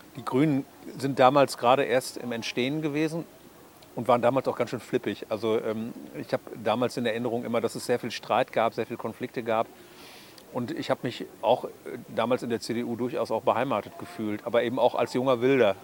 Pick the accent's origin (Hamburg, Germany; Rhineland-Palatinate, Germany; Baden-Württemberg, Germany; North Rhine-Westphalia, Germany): North Rhine-Westphalia, Germany; Münster; Meine Eltern haben dann ein Haus in Körde gekauft, sodass ich meine Jugend und Kindheit in Körde verbracht habe